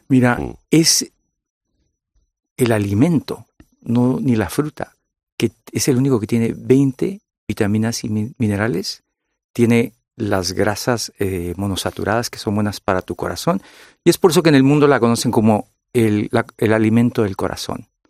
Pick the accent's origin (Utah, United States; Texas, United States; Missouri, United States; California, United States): California, United States